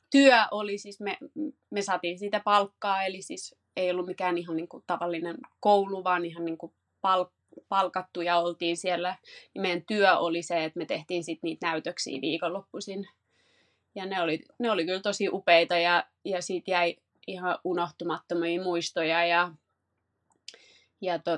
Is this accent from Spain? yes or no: no; Paris, Île-de-France, France; born there; No, mä oon syntynyt Pariisissa ja mulla on jotenkin aina ollut, kävin ala- ja yläasteen ranskalaisen koulun, niin Ranska on ollut silleen semmoinen niin kuin maa lähellä sydäntä.